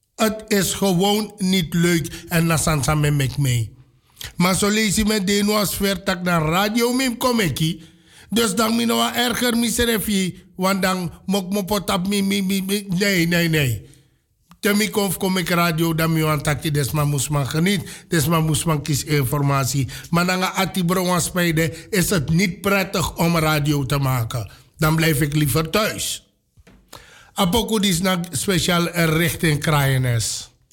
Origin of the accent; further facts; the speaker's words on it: Amsterdam, North Holland, Netherlands; Want ik ben ook van de K-buurt